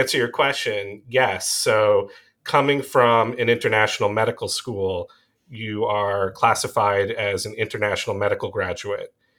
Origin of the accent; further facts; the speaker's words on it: Long Island, New York, United States; accent: Long Island; moved away as an adult; also born or lived in Rochester, New York / Tel Aviv, Israel; I was born and raised on Long Island, and I try and hide the New York accent, the Long Island accent